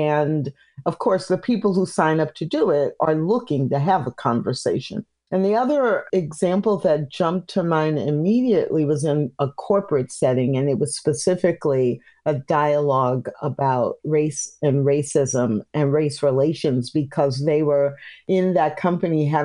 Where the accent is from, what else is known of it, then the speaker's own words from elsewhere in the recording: Missouri, United States; also born or lived in Illinois / Kansas; now in Texas, United States; I live in Texas, but I grew up in the Midwest, Missouri, Illinois, Kansas.